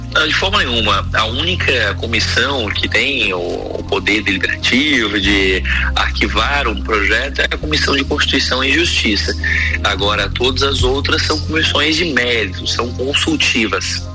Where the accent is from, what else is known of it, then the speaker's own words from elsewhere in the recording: Brazil; nós, como brasileiros